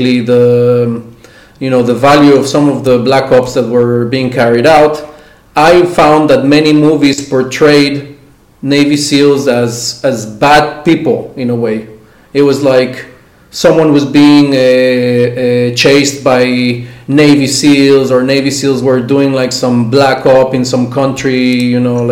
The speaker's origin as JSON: {"language": "English", "country": "Mexico", "tie": "born or raised there", "moved": "yes", "lives_now": "Israel", "said": "I grew up in Mexico, so I had access to all the American media"}